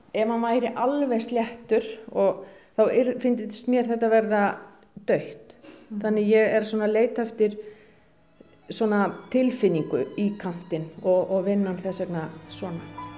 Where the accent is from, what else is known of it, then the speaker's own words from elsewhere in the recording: Akureyri, Northeastern Region, Iceland; moved away as an adult; also born or lived in Denmark; minni benskugötu